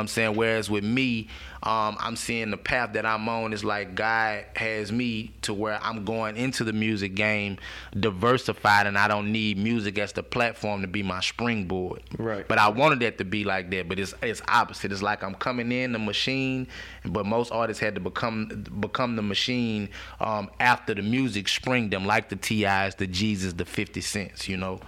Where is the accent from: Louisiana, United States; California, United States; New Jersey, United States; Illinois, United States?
Louisiana, United States; Baton Rouge; I'm from Sherwood, um, a hood in Baton Rouge